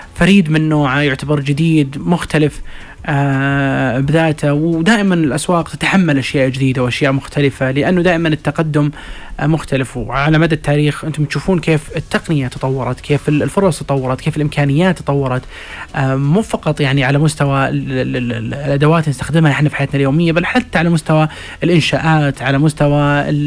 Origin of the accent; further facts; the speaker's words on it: Saudi Arabia; احنا كسعوديين